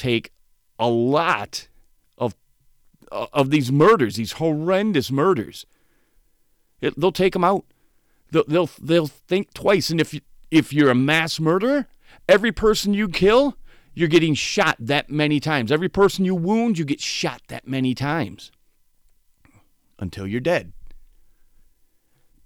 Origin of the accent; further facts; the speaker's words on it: Saginaw Township, Michigan, United States; growing up in Saginaw Township, Michigan